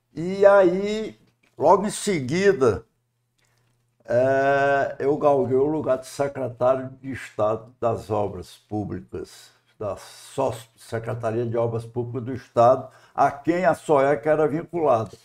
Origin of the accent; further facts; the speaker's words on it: Fortaleza, Ceará, Brazil; also born or lived in Tauá, Ceará; aos cinco anos de idade eu vim para Fortaleza